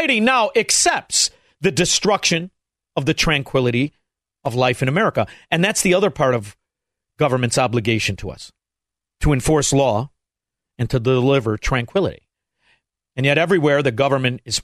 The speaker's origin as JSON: {"language": "English", "town": "Chicago", "region": "Illinois", "country": "United States", "said": "I'm from Chicago"}